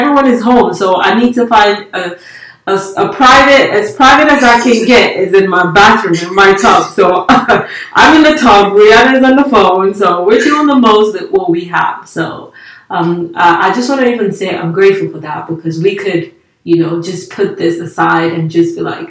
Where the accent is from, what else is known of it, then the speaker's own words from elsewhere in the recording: Nigeria; English is a second language; also born or lived in Italy; So I'm Nigerian. I used to live in Italy, and then I moved here, so there's no nothing like all around the world.